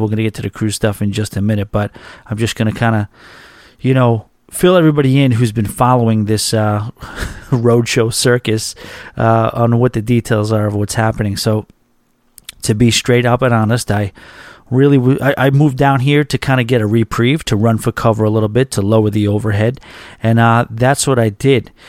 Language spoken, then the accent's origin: English; New York, United States; moved away as an adult; now in Boca Raton, United States; I'm a New Yorker